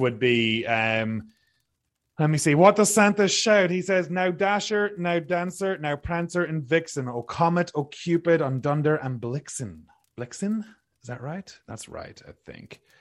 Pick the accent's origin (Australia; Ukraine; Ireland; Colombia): Ireland; now in British Columbia, Canada; growing up in Ireland